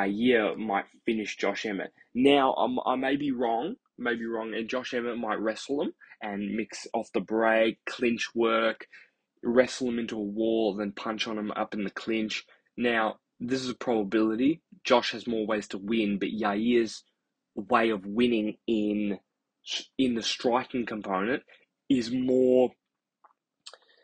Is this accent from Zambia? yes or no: no; Australia; I'm Australian